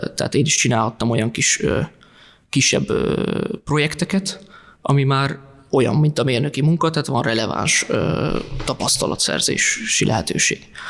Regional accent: Tiszafüred, Jász-Nagykun-Szolnok, Hungary; moved away; also born or lived in Budapest; én alapvetően Tiszafüredről származom

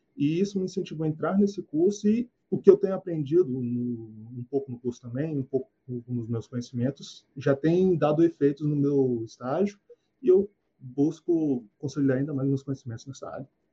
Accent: Vila Velha, Espírito Santo, Brazil; eu tenho 27 anos, eu sou de Vila Velha, do Espírito Santo.

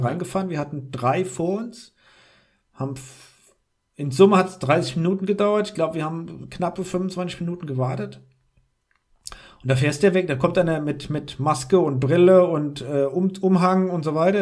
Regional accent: Rhineland-Palatinate, Germany; als Rheinland-Pfälzer in Rheinland-Pfalz

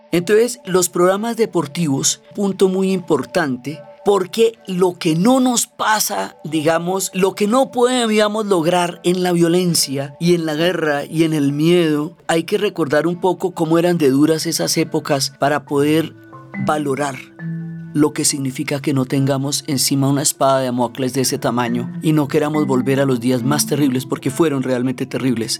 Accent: Colombia; como los colombianos vemos la vida

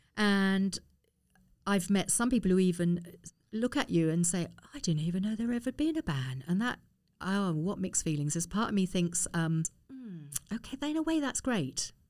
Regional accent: Harrow, London, United Kingdom; also born or lived in Hanover; I lived in Harrow, I was born in Harrow

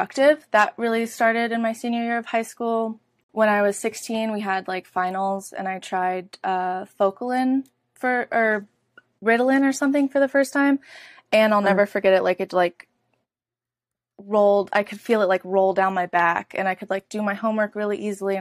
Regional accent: Oakland, California, United States; moved away as an adult; I'm from Oakland, California, born and raised, and I lived there up until about 6 months ago

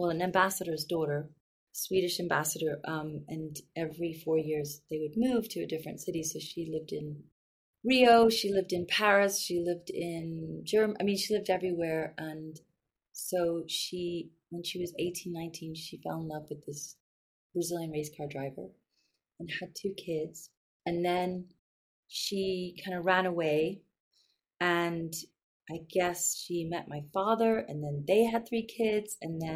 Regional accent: London, United Kingdom; moved away; also born or lived in New York, United States; I was actually born in New York, and then I grew up in London

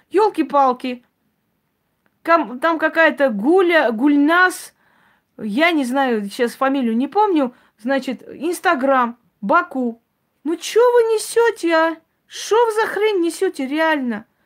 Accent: Armenia; я армянка, я как армянка говорю, я вот сейчас армянка.

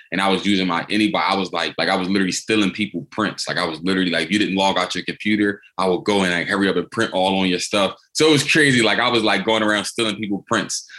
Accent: Philadelphia, Pennsylvania, United States; I'm from born and raised in Philadelphia.

